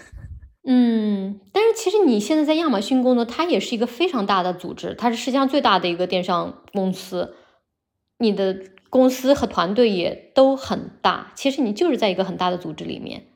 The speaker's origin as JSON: {"language": "Chinese", "region": "Henan", "country": "China", "tie": "born or raised there", "also_born_or_lived": "Beijing / Shanghai / Hong Kong", "moved": "as an adult", "lives_now": "Rome, Italy", "said": "我老家在河南嘛，从北京回来"}